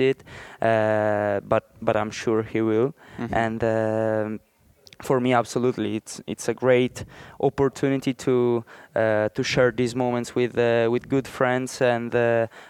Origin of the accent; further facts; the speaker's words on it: Italy; I'm from Italy